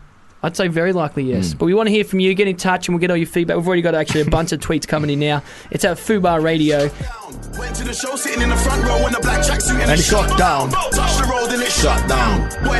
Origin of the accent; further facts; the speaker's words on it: Wales, United Kingdom; Oh, no, I'm Welsh.